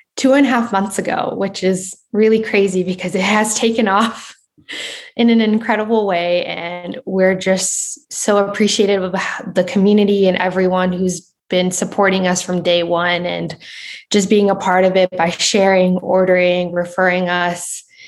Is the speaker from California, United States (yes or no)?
yes; Southern California, United States; I'm from Southern California